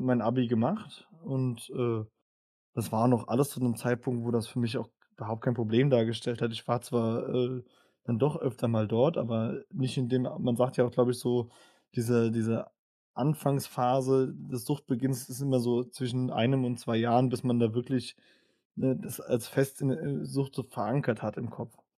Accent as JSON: {"language": "German", "town": "Worms", "region": "Rhineland-Palatinate", "country": "Germany", "tie": "born or raised there", "said": "ich bin in Worms aufgewachsen, in der Nähe von Mannheim"}